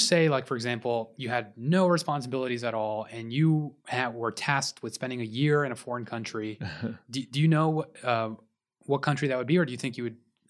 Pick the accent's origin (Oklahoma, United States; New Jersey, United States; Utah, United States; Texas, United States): Texas, United States; Houston; I'm from Houston.